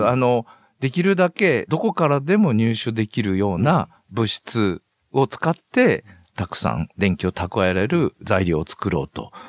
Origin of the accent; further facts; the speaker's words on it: Nagaoka, Niigata, Japan; moved away as an adult; also born or lived in Toyama, Toyama / Shizuoka / Osaka; now in Tottori, Japan; 私の出身の長岡高校